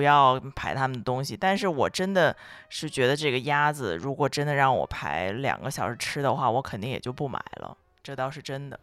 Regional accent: northern China, China; 作为北方人来讲

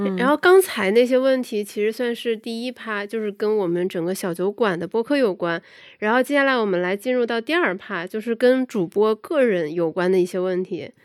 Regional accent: Guangzhou, Guangdong, China; moved away; 我本身是来自广州，我觉得广州的整个生活节奏都特别地舒服

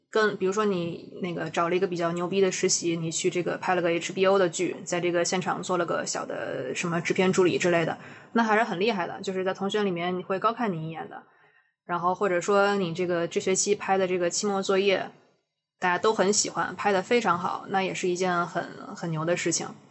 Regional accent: China; 我的成长史都在中国，然后我也对这片土地上的东西很有感情，然后我熟知的一切都是建立在说我是一个中国人的这个背景下

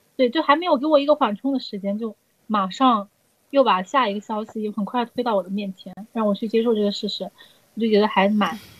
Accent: Zhejiang, China; 我们浙江这边有越剧

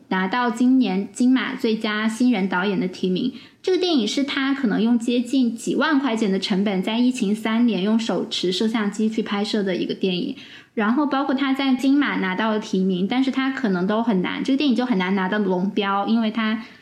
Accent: China; 我们中国人

